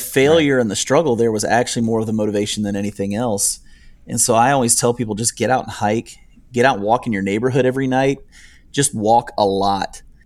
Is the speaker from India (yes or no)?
no; United States; moved away as an adult; also born or lived in northern Ohio / upstate New York; now in Nicholasville, United States; actually grew up in northern Ohio and upstate New York.